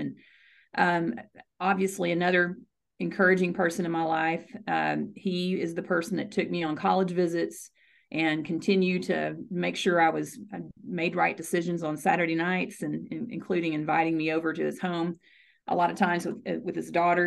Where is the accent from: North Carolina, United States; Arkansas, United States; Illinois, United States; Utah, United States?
Arkansas, United States; born or raised there; moved away as an adult; also born or lived in Houston, Texas / Ohio; now in Frisco, United States